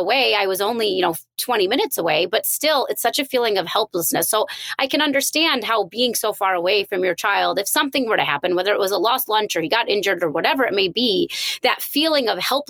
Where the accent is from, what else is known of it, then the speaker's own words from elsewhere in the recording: India; I'm Indian